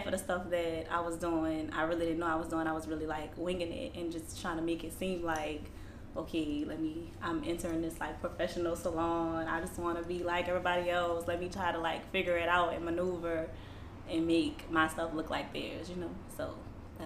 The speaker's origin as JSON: {"language": "English", "town": "New Orleans", "region": "Louisiana", "country": "United States", "tie": "born or raised there", "said": "I'm from here, New Orleans, Gentilly area, born and raised here"}